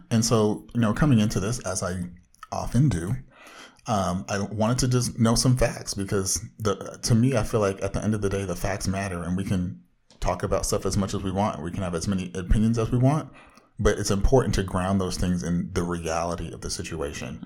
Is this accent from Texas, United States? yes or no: no; Orange County, Southern California, United States